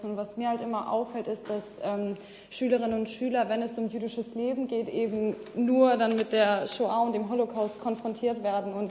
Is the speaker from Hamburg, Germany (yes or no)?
yes; Hamburg, Germany; Äh, ich komme aus Hamburg